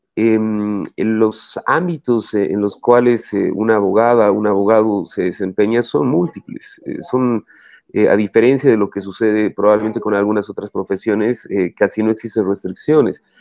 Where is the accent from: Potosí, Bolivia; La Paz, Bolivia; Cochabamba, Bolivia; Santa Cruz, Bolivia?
Cochabamba, Bolivia; soy cochabambino, estudié en el Colegio Loyola